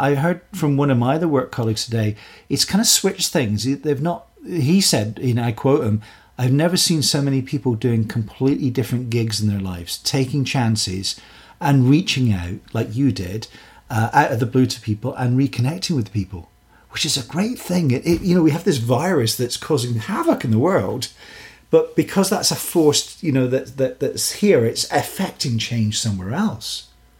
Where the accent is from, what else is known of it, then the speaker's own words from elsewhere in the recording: Glasgow, Scotland, United Kingdom; I come from the Scots are gregarious people. You know, you're born in Glasgow and you get on a Glasgow bus, you know somebody's life story in 2 minutes.